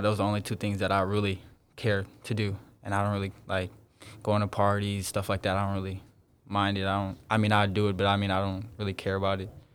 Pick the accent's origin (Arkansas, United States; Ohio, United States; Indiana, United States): Indiana, United States; South Bend; I'm from South Bend, Indiana, a real small town in Indiana